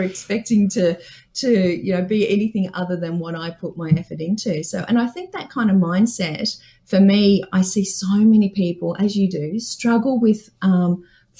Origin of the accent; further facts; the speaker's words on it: Dubbo, New South Wales, Australia; I grew up in Dubbo on a farm.